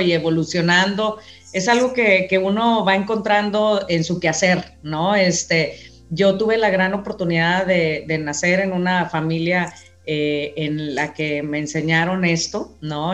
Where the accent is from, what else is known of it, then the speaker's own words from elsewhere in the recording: Mexico; Los mexicanos somos gente muy trabajadora